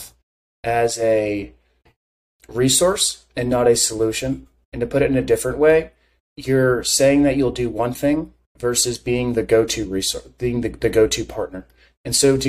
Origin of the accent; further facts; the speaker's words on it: United States; I'm American